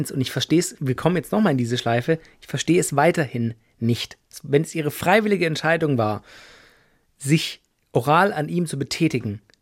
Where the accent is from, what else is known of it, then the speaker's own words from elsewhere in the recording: Baden-Württemberg, Germany; ich Bock will das Partnerlied nicht hören als gebürtiger Schwabel.